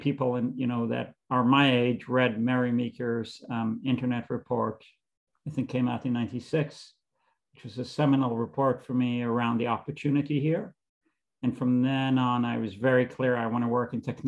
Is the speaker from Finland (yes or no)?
no; Israel; moved away as an adult; now in United States; I grew up in Israel. I lived there until I came to the States to do a graduate degree at Columbia